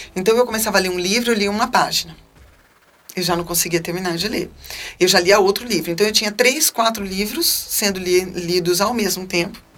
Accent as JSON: {"language": "Portuguese", "town": "Campinas", "region": "São Paulo", "country": "Brazil", "tie": "born or raised there", "also_born_or_lived": "Salvador, Bahia", "said": "a gente tinha acabado de vir morar em Campinas. Eu tinha seis anos, a gente vinha da Bahia"}